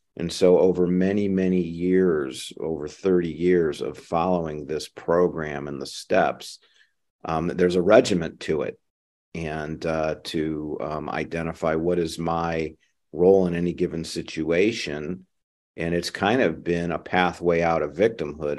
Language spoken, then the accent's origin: English; Ohio, United States; now in San Francisco Bay Area, United States; I grew up in the Midwest, in Ohio.